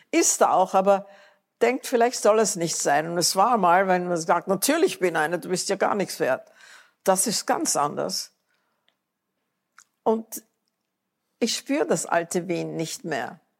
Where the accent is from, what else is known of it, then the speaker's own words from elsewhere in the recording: United States; Ich bin Amerikanerin, nichts kann mir passieren.